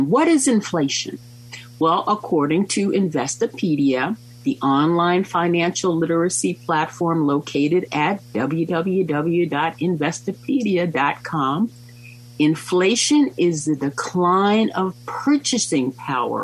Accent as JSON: {"language": "English", "country": "United States"}